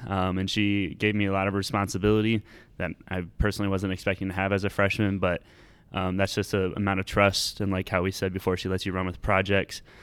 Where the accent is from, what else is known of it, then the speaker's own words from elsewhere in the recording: Ames, Iowa, United States; I've lived in Ames most of my life